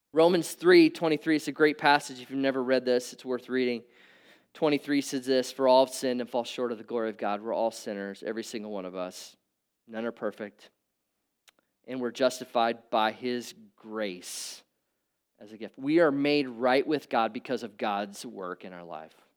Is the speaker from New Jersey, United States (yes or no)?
no; Nebraska, United States; I grew up in Nebraska.